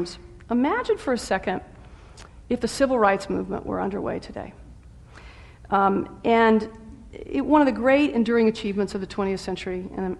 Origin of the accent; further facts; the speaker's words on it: the South, United States; I'm a Southerner